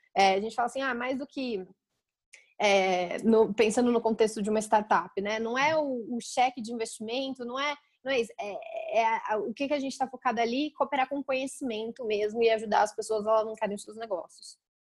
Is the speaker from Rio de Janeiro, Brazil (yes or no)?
no; Campinas, São Paulo, Brazil; eu sou de Campinas, né, interior de São Paulo